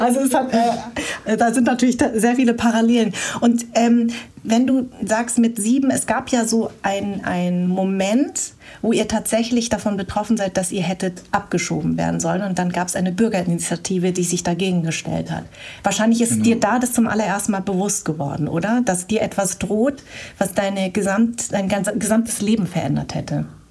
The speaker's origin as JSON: {"language": "German", "town": "Darmstadt", "region": "Hesse", "country": "Germany", "tie": "born or raised there", "said": "ich bin in Darmstadt groß geworden"}